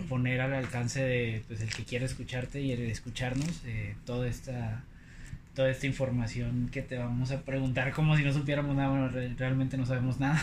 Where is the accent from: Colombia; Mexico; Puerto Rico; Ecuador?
Mexico; Poza Rica, Veracruz; now in Monterrey, Mexico; soy de Poza Rica, Veracruz